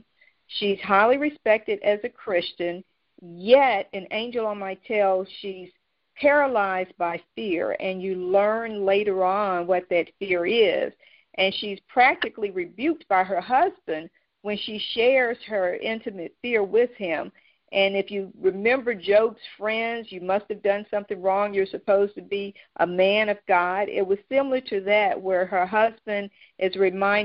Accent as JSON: {"language": "English", "region": "North Carolina", "country": "United States", "moved": "as an adult", "lives_now": "South Florida, United States", "said": "I am a transplant from North Carolina."}